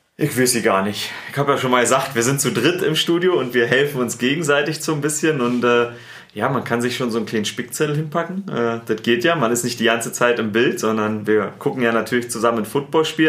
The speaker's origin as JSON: {"language": "German", "region": "Berlin", "country": "Germany", "accent": "Berliner", "moved": "yes", "lives_now": "Munich, Germany", "said": "ich habe einen Berliner Akzent."}